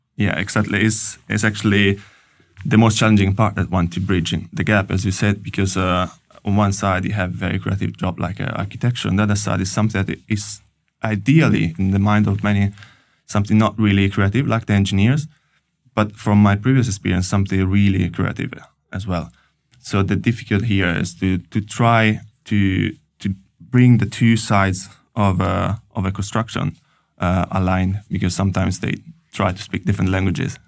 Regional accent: Italy; moved away as an adult; also born or lived in Paris, France; now in Oslo, Norway; I'm coming from Italy and I studied engineering in Italy

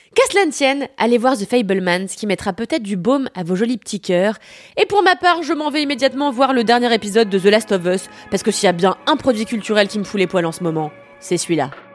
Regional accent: France; also born or lived in Paris

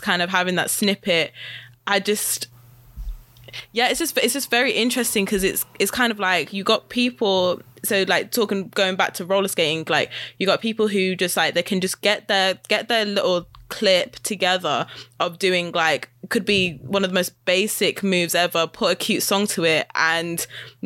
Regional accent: Wolverhampton, West Midlands, United Kingdom; I grew up in Wolverhampton, which has been predominantly white.

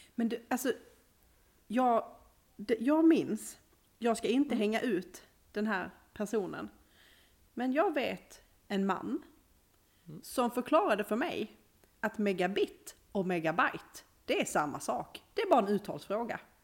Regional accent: Skåne, Sweden; now in Uppsala, Sweden; Mitt skånska hjärta.

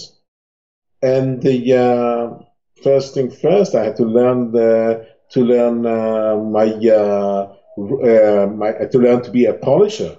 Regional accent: Tel Aviv, Tel Aviv District, Israel; I was born in Tel Aviv in Israel. As a kid, as a teenager, Israel was kind of isolated place

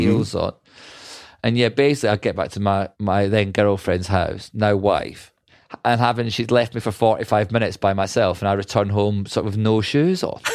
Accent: Scotland, United Kingdom; I'm Scottish

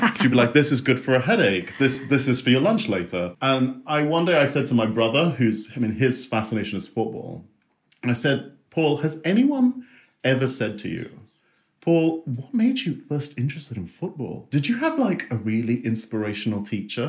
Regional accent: Singapore; Uh, in Singapore.

